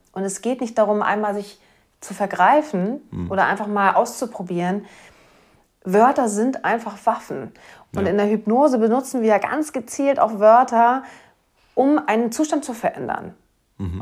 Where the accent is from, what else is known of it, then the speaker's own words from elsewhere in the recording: Schleswig-Holstein, Germany; accent: Platt; Wir snacken ja hier ja. ein bisschen breiter, ein bisschen platter